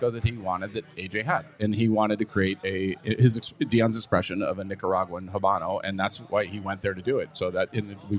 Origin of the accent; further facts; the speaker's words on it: Wisconsin, United States; I'm from Wisconsin